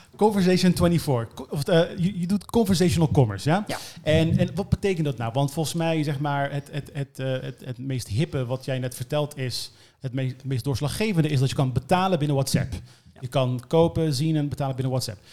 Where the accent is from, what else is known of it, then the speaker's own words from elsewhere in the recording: Netherlands; als marketeers en als Nederlanders